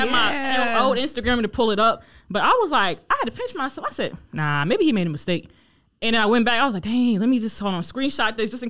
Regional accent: Raleigh, North Carolina, United States; also born or lived in Democratic Republic of the Congo; I'm from Raleigh, but my family were Congolese

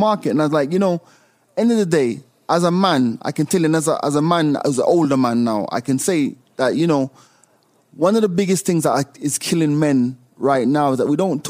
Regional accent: Jamaica; also born or lived in United Kingdom / United States; luckily I've had the exposure of growing up in the UK, growing up in Jamaica, you know, always been in the States.

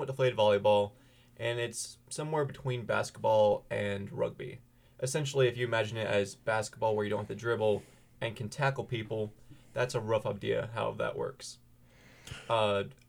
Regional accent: Holly Springs, North Carolina, United States; I'm local. I'm from the Holly Springs, Apex area, so I've grown up an NC State fan all my life

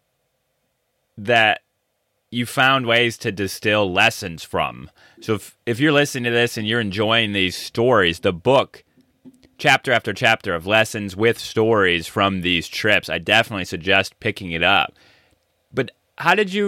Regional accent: Michigan, United States; I'm from Michigan, so I know the state very well.

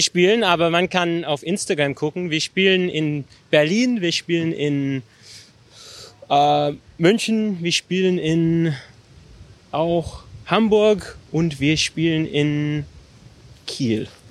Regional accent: Australia; German is a second language; Also ich komme aus Australien

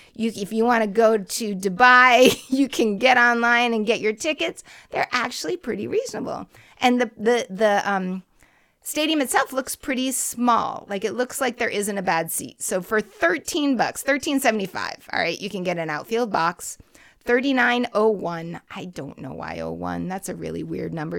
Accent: Boston, Massachusetts, United States; my hometown

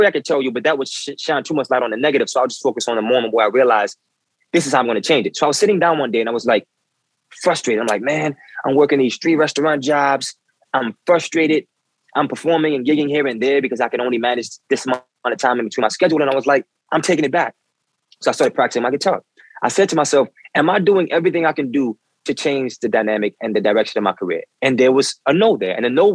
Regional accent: New Orleans, Louisiana, United States; moved away as an adult; now in New York, United States; I've been a musician since I was a boy growing up in New Orleans.

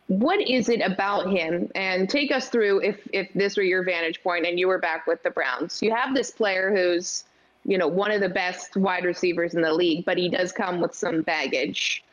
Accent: Canada; I'm Canadian.

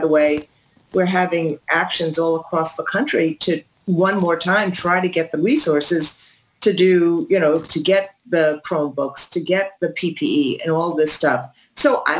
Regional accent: New York City, New York, United States; I'm a New Yorker.

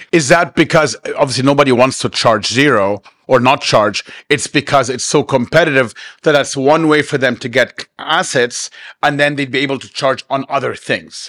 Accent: Cairo, Cairo Governorate, Egypt; now in Dubai, United Arab Emirates; where I grew up in Cairo

